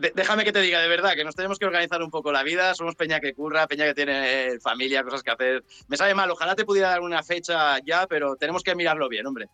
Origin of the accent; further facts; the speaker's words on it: Penedès, Catalonia, Spain; also born or lived in Sant Sadurní d'Anoia; Somos del Penedés. Los de aquí, lo siento mucho, pero decimos que somos del Penedés.